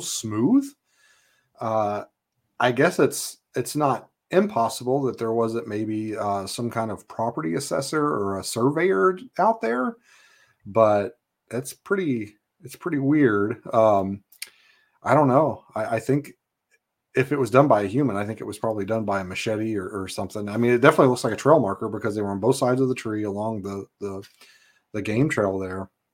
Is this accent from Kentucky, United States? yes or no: yes; Kentucky, United States; moved away as an adult; now in Alaska, United States; I was born in Kentucky, uh, grew up there.